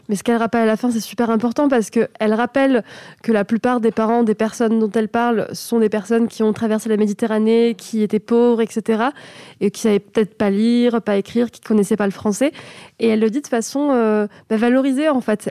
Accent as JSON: {"language": "French", "country": "France", "tie": "born or raised there", "said": "Mais quand tu es né de parents étrangers, tu n'es français que à ta majorité. Donc, j'ai été marocaine toute ma vie. J'ai eu une carte de séjour."}